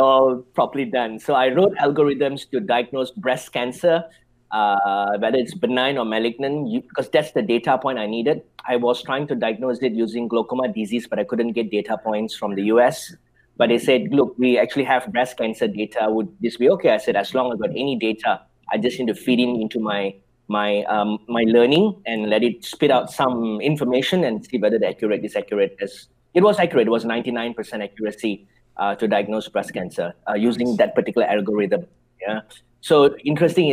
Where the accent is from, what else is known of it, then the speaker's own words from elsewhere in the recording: Malaysia; born and bred in Malaysia.